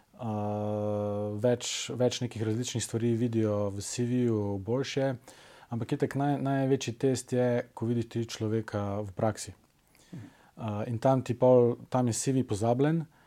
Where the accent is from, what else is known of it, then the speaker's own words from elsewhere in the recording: Velenje, Savinja, Slovenia; moved away as an adult; also born or lived in Ljubljana; sem iz Velenja